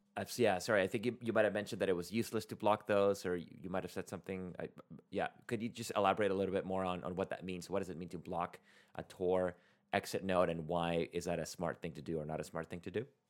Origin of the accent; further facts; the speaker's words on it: Venezuela; moved away; I'm originally from Venezuela